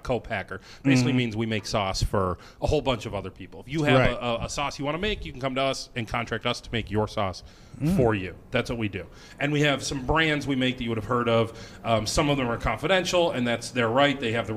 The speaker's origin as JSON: {"language": "English", "region": "Northeast Ohio", "country": "United States", "moved": "yes", "lives_now": "Rochester, United States", "said": "I'm from Northeast Ohio"}